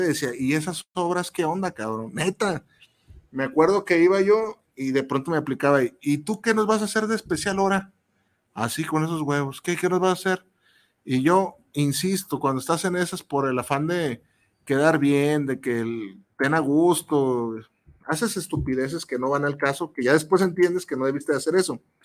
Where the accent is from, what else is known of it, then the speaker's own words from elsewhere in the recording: Mexico; como, como mexicanos